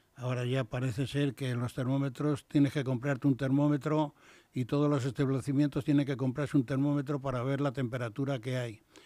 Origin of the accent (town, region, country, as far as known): Castile / Madrid, Community of Madrid, Spain